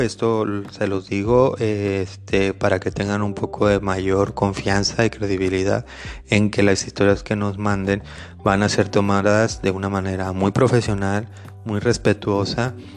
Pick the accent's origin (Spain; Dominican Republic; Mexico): Mexico; Yo soy mexicano